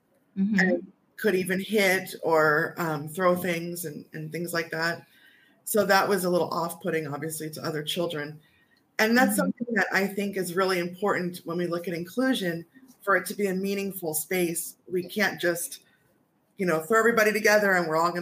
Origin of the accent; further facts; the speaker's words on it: New York, United States; I'm from New York.